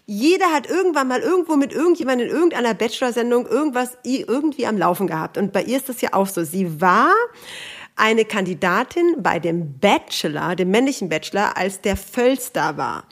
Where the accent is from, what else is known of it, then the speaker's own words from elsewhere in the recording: Hanover, Lower Saxony, Germany; Ich bin auch aus Hannover